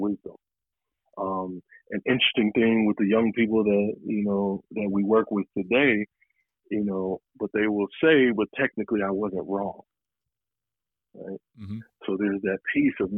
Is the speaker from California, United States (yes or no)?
yes; San Diego, California, United States; moved away; also born or lived in Los Angeles; blessed to have grown up, you know, in Southern California when I did, and specifically in San Diego.